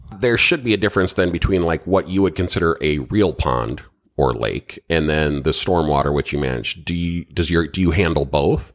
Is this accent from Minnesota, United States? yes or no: yes; Minnesota, United States; now in Florida, United States; I'm from Minnesota originally